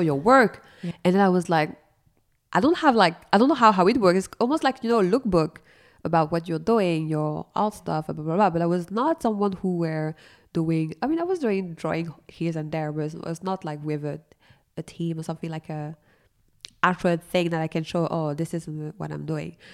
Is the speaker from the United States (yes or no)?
no; Paris, Île-de-France, France; I'm coming from Paris. I mean, the Paris area